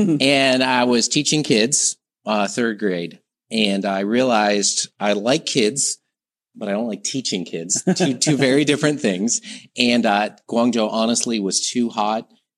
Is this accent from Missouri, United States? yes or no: no; Detroit, Michigan, United States; moved away as an adult; now in Harbin, China; My hometown is originally Detroit. So Michigan, northeast part of the U.S.